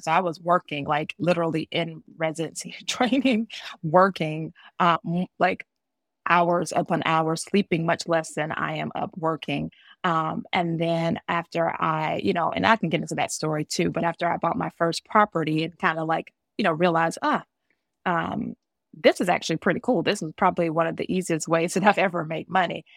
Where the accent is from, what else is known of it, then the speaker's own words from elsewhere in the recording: Georgia, United States; also born or lived in New Jersey / East Coast; now in Maryland, United States; I was born in Jersey and I was raised in Georgia. So I was born a Jersey girl and raised a Georgia peach, and I've lived up and down the East Coast.